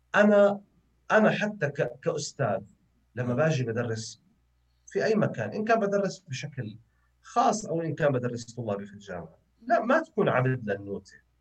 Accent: Jordan; إحنا كأردنيين

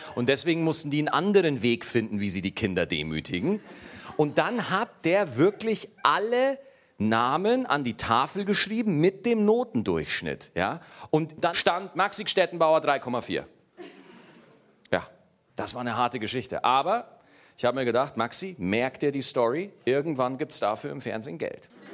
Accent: Schwarzach, Bavaria, Germany; ich komme aus Niederbayern. Schwarzach, jawohl, 1800 Einwohner

